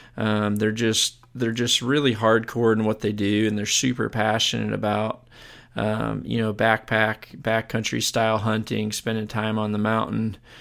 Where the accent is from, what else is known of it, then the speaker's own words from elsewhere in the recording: United States; being an American